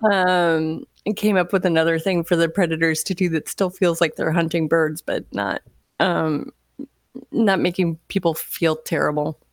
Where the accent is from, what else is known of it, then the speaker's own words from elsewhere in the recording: Florida, United States; moved away; I grew up in Florida